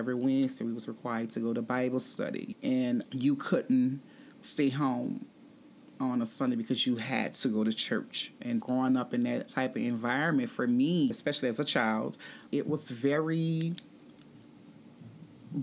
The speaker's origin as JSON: {"language": "English", "town": "New Orleans", "region": "Louisiana", "country": "United States", "tie": "born or raised there", "said": "I grew up in New Orleans"}